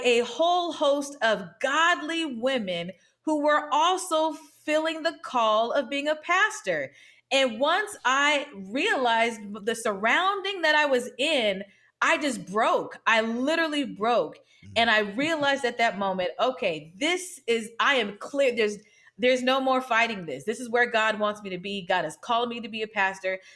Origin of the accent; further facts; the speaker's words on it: Lincoln, Nebraska, United States; I'm from Lincoln, Nebraska, and I'm a woman